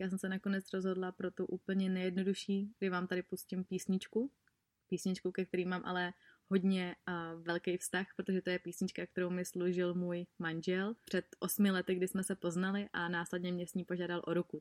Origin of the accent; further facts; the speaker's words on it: Czechia; u nás v Čechách